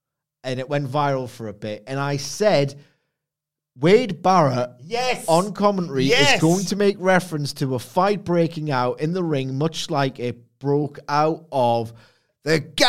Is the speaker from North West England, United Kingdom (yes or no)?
yes; Liverpool, North West England, United Kingdom; I'm a Scouser.